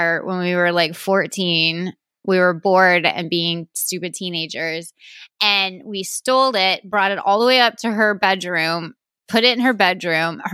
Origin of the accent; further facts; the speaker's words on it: Texas, United States; growing up in Texas